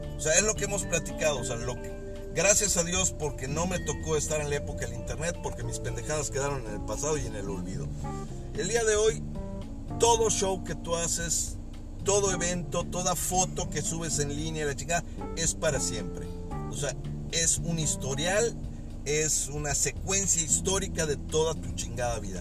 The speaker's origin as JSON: {"language": "Spanish", "country": "Mexico", "said": "todas las personas que vivimos y que somos mexicanos y que estamos en este precioso país"}